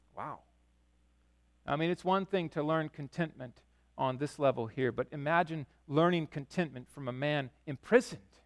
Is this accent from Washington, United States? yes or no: yes; Yakima, Washington, United States; also born or lived in Chicago; I grew up in Yakima on, on the west side where the pastures and everything were